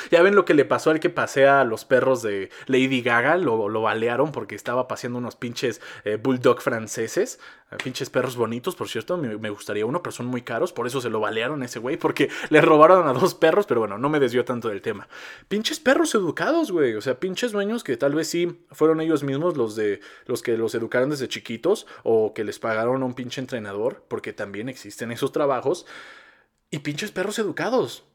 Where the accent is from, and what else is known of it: Mexico